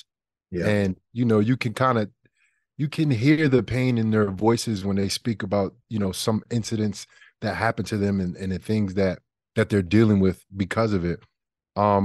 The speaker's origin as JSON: {"language": "English", "town": "Jersey City", "region": "New Jersey", "country": "United States", "said": "I'm from Jersey City, New Jersey"}